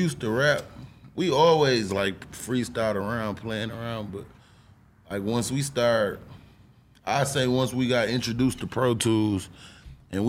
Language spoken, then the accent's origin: English; Flint, Michigan, United States; I was born and raised in Flint